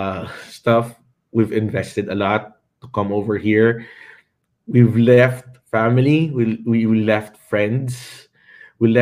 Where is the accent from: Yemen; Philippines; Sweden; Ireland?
Philippines; now in United States; I'm a Filipino